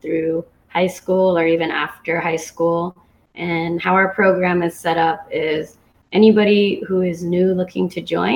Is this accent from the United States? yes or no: yes; Santa Cruz, California, United States; moved away as an adult; also born or lived in San Diego; now in Hawaii, United States; I grew up actually in Santa Cruz, California, where I played most of my basketball career